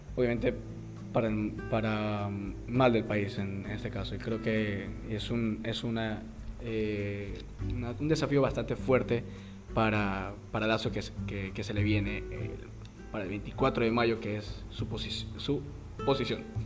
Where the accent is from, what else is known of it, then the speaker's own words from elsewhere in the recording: Ecuador; como, ecuatorianos